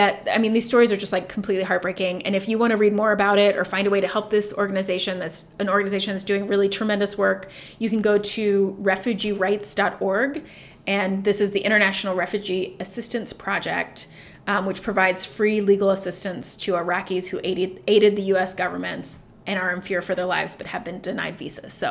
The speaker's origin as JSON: {"language": "English", "town": "Dayton", "region": "Ohio", "country": "United States", "tie": "born or raised there", "said": "I'm from Dayton, Ohio"}